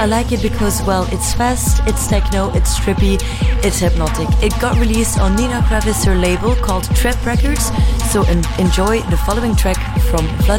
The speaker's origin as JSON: {"language": "English", "region": "Flanders", "country": "Belgium", "first_language": "Dutch (Flemish)", "second_language": "English", "said": "Schaapmanstraat is actually a Flemish word, which is my native tongue from Belgium"}